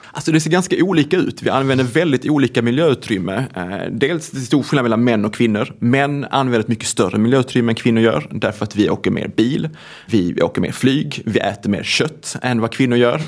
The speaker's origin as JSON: {"language": "Swedish", "town": "Svedala", "region": "Skåne", "country": "Sweden", "tie": "born or raised there", "moved": "yes", "lives_now": "Gothenburg, Sweden", "said": "Jag är uppvuxen på en grisgård som heter Grönjung som ligger mellan två samhällen med ett Bara och Klågrupp utanför Malmö. Det är en mm. kommun som heter Svedala"}